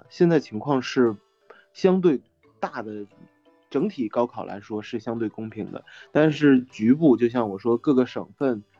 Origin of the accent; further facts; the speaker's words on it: Northeast China, China; 因为我是一个东北人，我还真的占便宜了，因为我家乡的教学质量不好，所以有我发挥的空间。